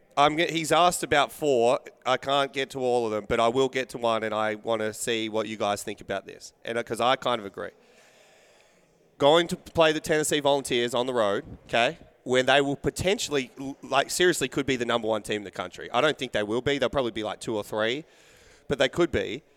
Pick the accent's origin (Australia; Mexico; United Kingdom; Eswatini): Australia; being Australian